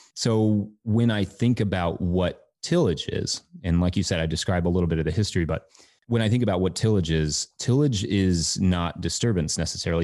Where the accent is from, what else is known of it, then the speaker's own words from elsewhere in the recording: Richmond, Kentucky, United States; also born or lived in Colorado; I was born in Colorado, but I grew up in Kentucky.